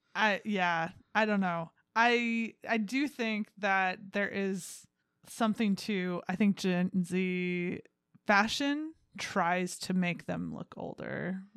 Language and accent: English; United States; I'm an American.